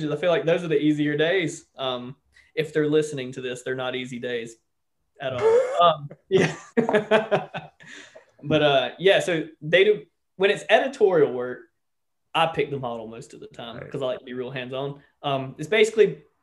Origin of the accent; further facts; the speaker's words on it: United States; now in London, United Kingdom; I'm American